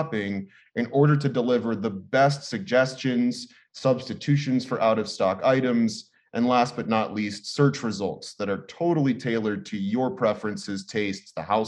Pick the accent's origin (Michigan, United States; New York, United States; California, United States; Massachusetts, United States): California, United States; Los Angeles; all of us born and raised in Los Angeles